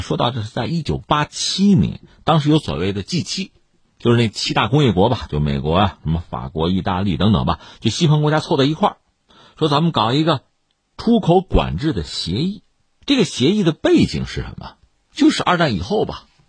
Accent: China; 我们中国人

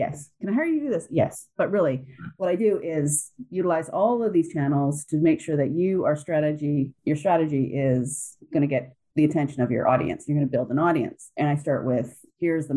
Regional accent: Canada; I'm Canadian

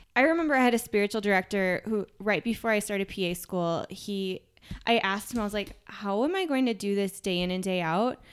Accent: Minnesota, United States; moved away; I'm from Minnesota

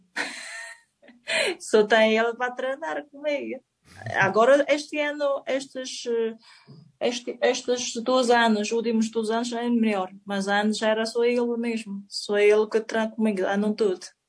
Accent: China; Portuguese is a second language; moved away as an adult; also born or lived in Spain / Madeira; now in Portugal; venho da China

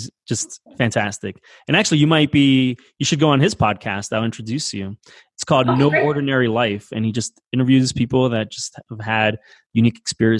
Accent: Weehawken, New Jersey, United States; moved away as an adult; also born or lived in North Bergen, New Jersey / New York; now in Denver, United States; I'm from Weehawken.

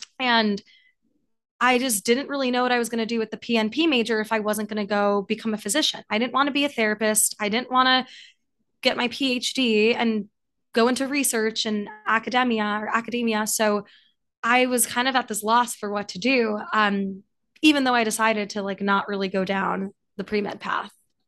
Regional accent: New York City, New York, United States; moved away as an adult; also born or lived in St. Louis, Missouri; I grew up in New York City and went to school for the Midwest, went to Washington University in St. Louis.

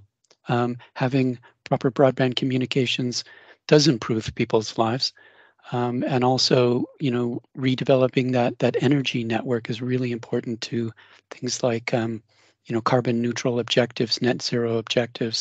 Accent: Denver, Colorado, United States; now in Cambridge, United Kingdom; I'm originally from Denver

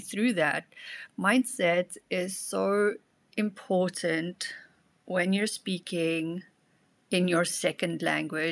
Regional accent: South Africa; now in Germany; My second language is German and also Afrikaans because I come from South Africa

